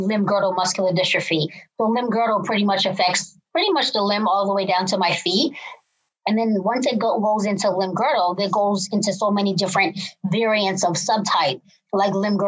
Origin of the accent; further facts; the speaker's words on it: Cambridge, Massachusetts, United States; I am from Cambridge, Massachusetts